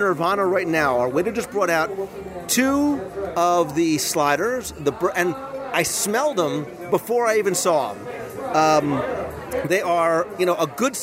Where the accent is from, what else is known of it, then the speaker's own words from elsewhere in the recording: United States; moved away; also born or lived in Philadelphia; I come from the Jersey, Philadelphia. I went to school near Philadelphia